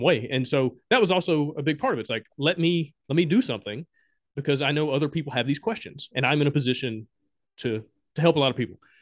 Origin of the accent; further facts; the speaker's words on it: Alabama, United States; moved away as an adult; also born or lived in Honduras; I'm from Alabama